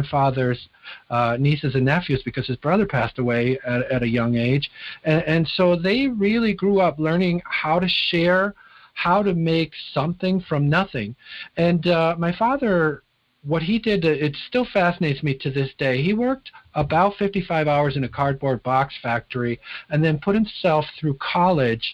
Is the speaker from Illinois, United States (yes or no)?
yes; Chicago, Illinois, United States; now in Wisconsin, United States; I grew up in Chicago, Illinois, and I grew up about 15 minutes from O'Hare Airport